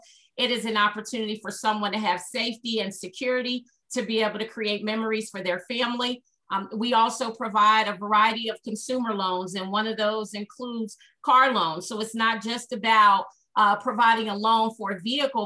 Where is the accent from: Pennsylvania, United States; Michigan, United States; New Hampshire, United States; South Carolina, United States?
Pennsylvania, United States; Pittsburgh; I grew up in Pittsburgh, Pennsylvania. I'm a native of the Hill District, which is a public housing community in the city of Pittsburgh